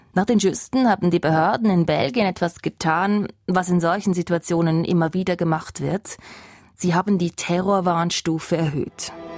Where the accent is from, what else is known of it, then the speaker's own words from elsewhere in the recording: Switzerland; bei uns in der Schweiz